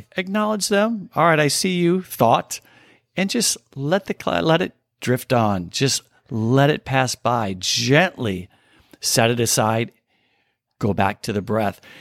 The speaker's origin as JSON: {"language": "English", "region": "Southern Illinois", "country": "United States", "tie": "born or raised there", "said": "I grew up in Southern Illinois, right on the Illinois Missouri border"}